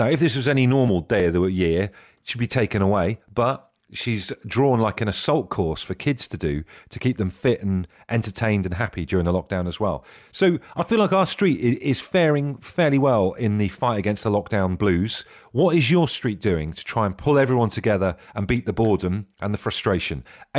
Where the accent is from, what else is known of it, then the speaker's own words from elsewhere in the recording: Trowbridge, South West England, United Kingdom; When I was a kid growing up in Trowbridge, or Trovegas, as we knew it as, going on for a long walk